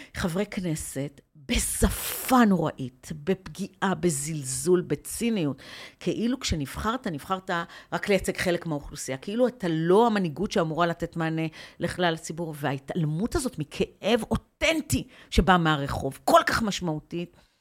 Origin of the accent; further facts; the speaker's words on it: Afula, Northern District, Israel; also born or lived in Ramla; now in Tel Aviv, Israel; אני גדלתי בעיר ימנית, אני גדלתי בעיר, אה, בעפולה